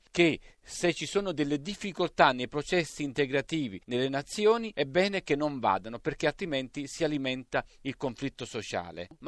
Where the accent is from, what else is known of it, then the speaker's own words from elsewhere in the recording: Northampton, East Midlands, United Kingdom; now in Italy; Io sono nato a Northampton, grazie a questo passaggio anche noi siamo frutto dell'immigrazione.